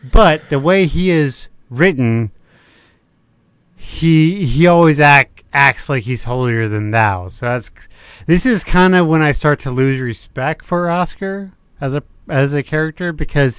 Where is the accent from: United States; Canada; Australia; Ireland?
United States; the South; I'm from the South